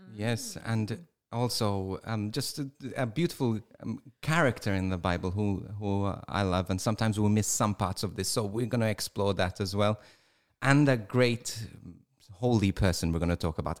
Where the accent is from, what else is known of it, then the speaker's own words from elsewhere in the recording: Malta; first language English; my first language is, is English, too. I, even though I was brought up in Malta